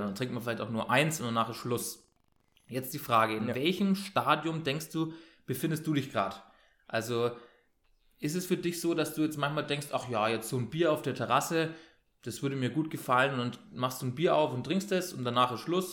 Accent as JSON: {"language": "German", "town": "Bayreuth", "region": "Bavaria", "country": "Germany", "said": "ich komme aus Bayern, Ähm, also aus Franken"}